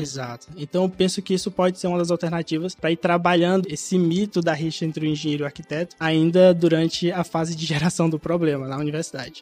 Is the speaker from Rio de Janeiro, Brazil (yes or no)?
no; Alagoas, Brazil; now in Teresina, Brazil; Sou alagoano, nasci e cresci em Alagoas